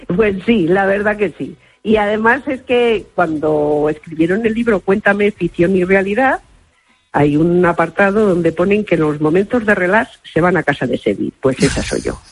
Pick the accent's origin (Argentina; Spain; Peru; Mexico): Spain; Arahuetes, Castile and León; desde mi pueblo, Arahuetes